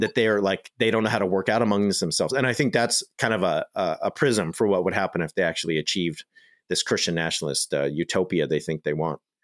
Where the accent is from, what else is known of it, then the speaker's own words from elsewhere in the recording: United States; I'm just an American